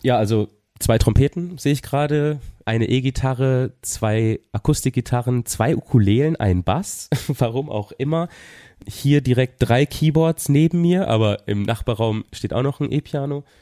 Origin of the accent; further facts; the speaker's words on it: Papenburg, Lower Saxony, Germany; now in Cologne, Germany; in der Stadthalle Papenburg, wo ich herkomme